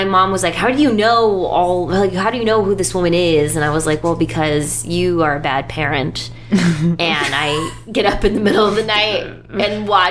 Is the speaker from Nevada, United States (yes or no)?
no; Michigan, United States; moved away as an adult; now in New York, United States; So I grew up in Michigan. Now I live in New York, and I've lived there for 13 years